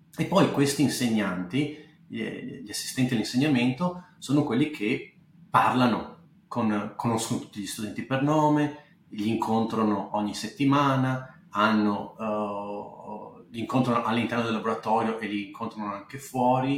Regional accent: Bassano del Grappa, Veneto, Italy; moved away as an adult; also born or lived in England; now in California, United States; io sono nato abbastanza in Grappa, vivi, nasci e cresci abbastanza in Grappa

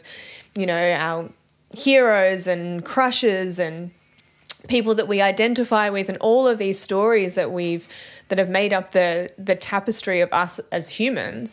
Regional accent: Australia

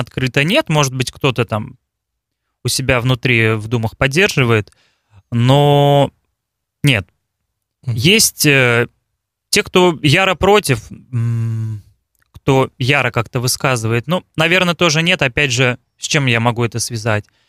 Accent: Balakovo, Saratov Oblast, Russia; also born or lived in Moscow; Я из России, родился в городе Балаково Саратовской области, как его еще называют Волжская Венеция.

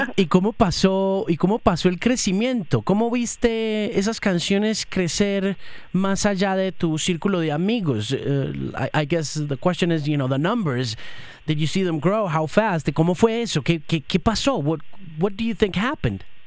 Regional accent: Manizales, Caldas, Colombia; yo soy de Manizales

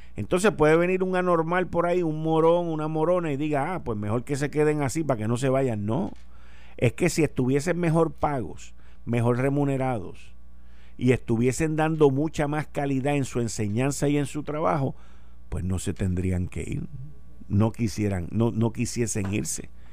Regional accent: Puerto Rico; nosotros siendo una colonia de los Estados Unidos

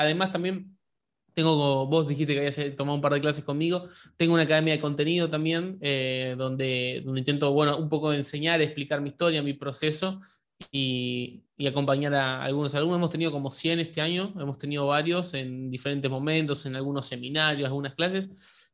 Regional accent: Argentina; Yo soy de Argentina

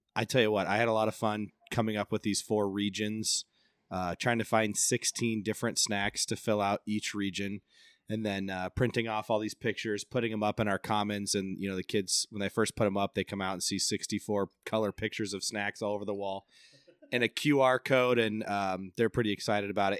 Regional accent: Central Iowa, United States; So I'm from Central Iowa

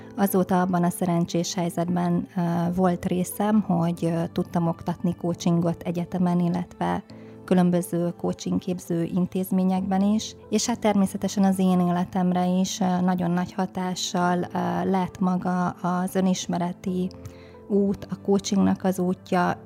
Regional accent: Szabolcs-Szatmár-Bereg, Hungary; Szabolcs Szakmárbereg megyében nőttem föl egy kis városban, és én nagyon megtapasztaltam ott a Szatmári tájon

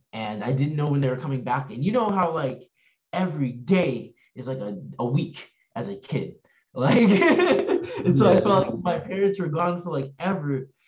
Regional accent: Bronx, New York, United States; born there; like I was born in March 14th, 1993, in Bronx, New York.

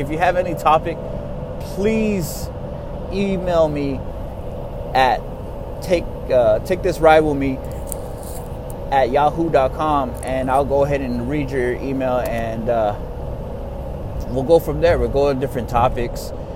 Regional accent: Texas, United States; I'm from Texas

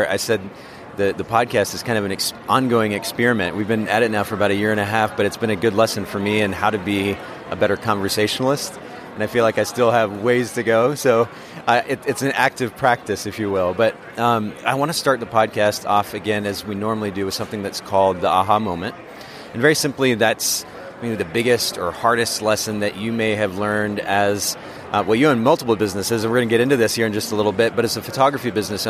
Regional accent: Japan; now in United States; I grew up in Japan, and I like to think that it's lended perspective to my development as an individual

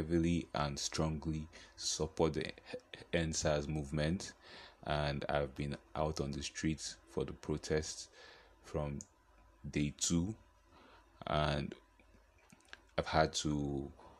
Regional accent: Nigeria; I am a Nigerian

